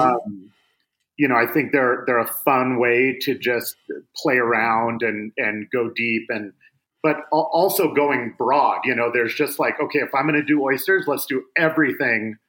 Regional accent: Seattle, Washington, United States; I grew up in Seattle

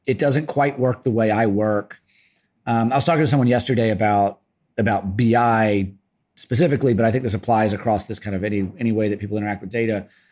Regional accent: the South, United States; now in Brooklyn, United States; I am from the South.

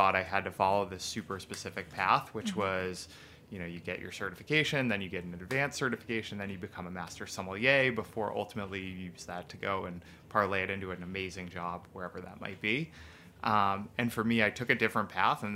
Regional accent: Massachusetts, United States; as a Mass guy

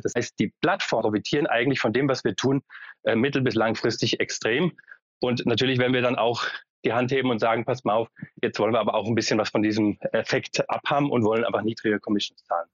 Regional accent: Frankfurt, Hesse, Germany; also born or lived in Berlin; ich komme selbst aus Frankfurt

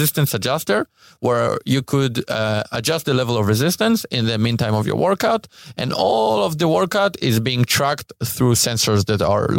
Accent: Israel; I'm from Israel.

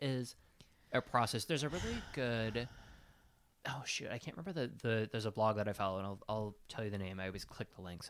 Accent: Sheboygan, Wisconsin, United States; I'm from Sheboygan. We have lots of factories

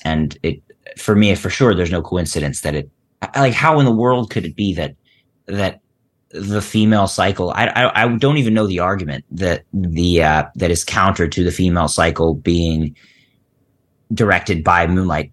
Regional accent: Philadelphia, Pennsylvania, United States; I grew up in Philly

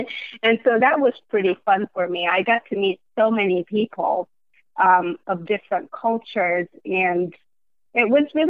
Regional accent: Port Said, Port Said Governorate, Egypt; moved away as an adult; also born or lived in Michigan / Iowa; now in Atlanta, United States; I grew up in Port Said, and it's one of Egypt's major cities, mainly because it's a port and historically has been the main entrance to the Suez Canal.

